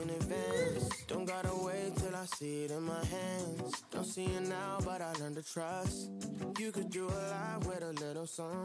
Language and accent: English; Texas, United States; I'm from South Texas, bro.